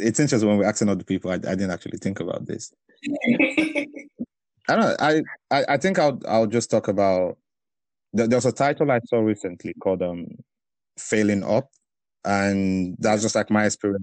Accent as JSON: {"language": "English", "country": "Belgium", "tie": "born or raised there", "moved": "yes", "lives_now": "United Kingdom", "said": "growing up in Belgium"}